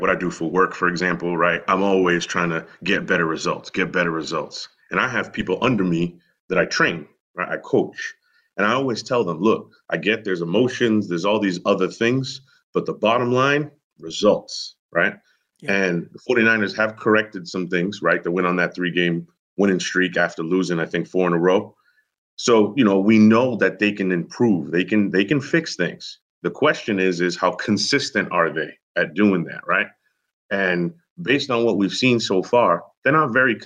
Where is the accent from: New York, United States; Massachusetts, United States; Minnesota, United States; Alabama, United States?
Massachusetts, United States; Boston; moved away; I'm originally from Boston